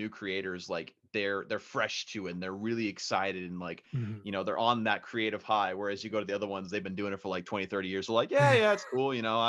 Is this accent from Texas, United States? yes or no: yes; Texas, United States; now in California, United States; I went back to the town I grew up in Texas